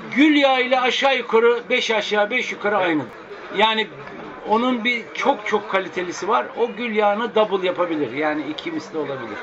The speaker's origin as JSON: {"language": "Turkish", "town": "Akşehir", "region": "Konya", "country": "Turkey", "moved": "yes", "lives_now": "Istanbul, Turkey", "said": "ben Akşehirliyim."}